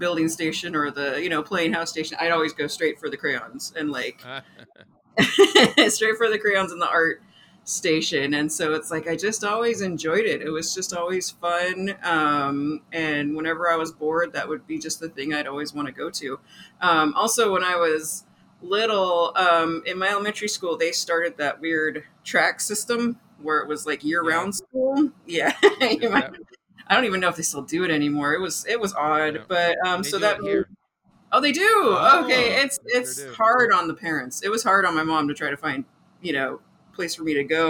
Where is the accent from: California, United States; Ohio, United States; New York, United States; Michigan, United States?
California, United States; San Diego; also born or lived in Orange County, California; I was born in Orange County and my parents moved down to San Diego. So totally SoCal.